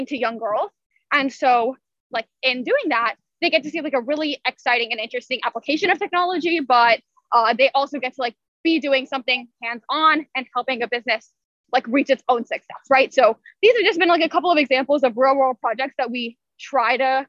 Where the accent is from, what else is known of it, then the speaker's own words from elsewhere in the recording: Louisville, Kentucky, United States; all of this is based out of Louisville, my hometown